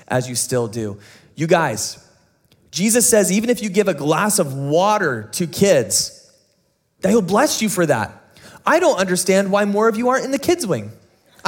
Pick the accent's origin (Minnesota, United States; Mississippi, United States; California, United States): California, United States; San Diego; growing up in San Diego